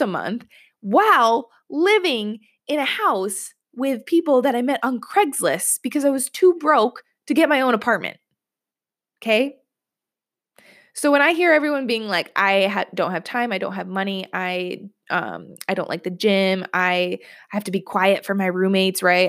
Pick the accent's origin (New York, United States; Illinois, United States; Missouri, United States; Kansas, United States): New York, United States; I'm from New York. I live in New York.